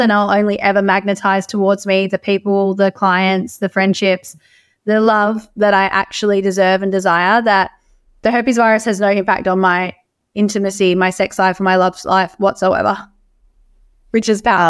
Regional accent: Australia; as Australian women

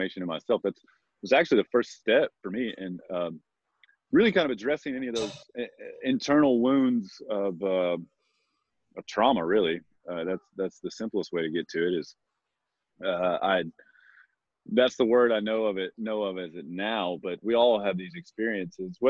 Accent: Texas, United States; moved away; I grew up in Texas, and a small town in Texas

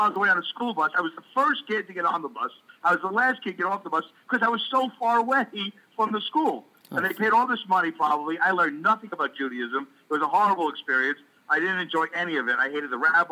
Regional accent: New York City, New York, United States; I'm from Brooklyn

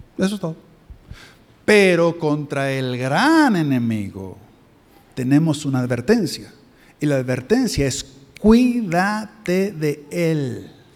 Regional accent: Mexico; moved away; yo soy de México

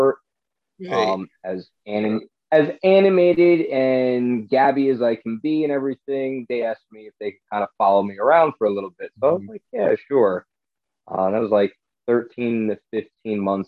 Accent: New Jersey, United States; I got involved with a group of Ghostbusters that was based in my home state

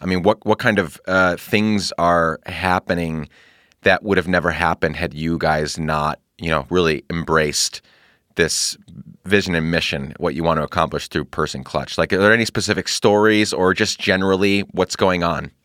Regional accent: Guatemala; moved away; also born or lived in Honduras; I grew up in Guatemala

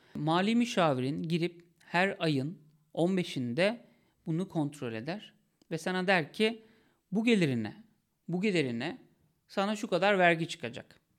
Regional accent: Sakarya, Turkey; bir özel okula gittim, liseye gittim Sakarya'da.

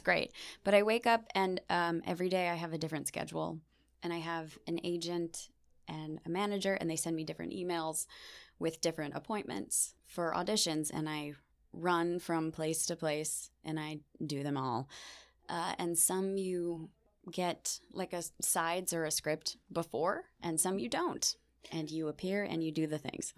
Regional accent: Beachwood, Ohio, United States; moved away as an adult; now in New York, United States; I grew up in Beechwood my whole life.

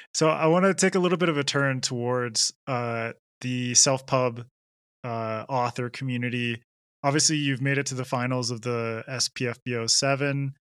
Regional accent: Canada; I I grew up in Canada

